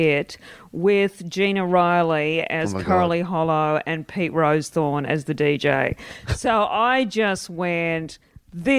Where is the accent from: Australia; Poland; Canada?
Australia; Perth, Western Australia; now in Melbourne, Australia; growing up in Perth